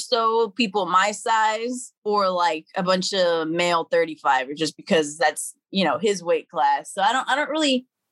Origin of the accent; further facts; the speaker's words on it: Dallas, Texas, United States; I was raised in Pleasant Grove, and Pleasant Grove and Oak Cliff